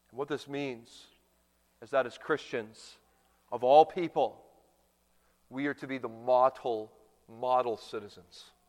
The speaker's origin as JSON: {"language": "English", "country": "Canada", "tie": "born or raised there", "moved": "yes", "lives_now": "United States", "said": "a young boy growing up in Canada"}